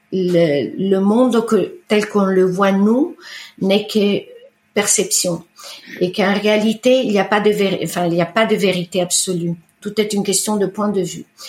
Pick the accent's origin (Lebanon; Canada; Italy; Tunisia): Italy; Bellano, Lombardy; first language Italian; French is a second language; now in France; j'ai grandi en Italie, j'ai grandi sur le rive du lac de Com, euh, la, la, la, côte orientale.